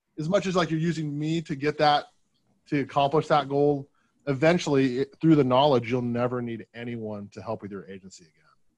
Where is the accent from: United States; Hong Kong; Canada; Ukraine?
United States; Portland, Oregon; Portland, yeah.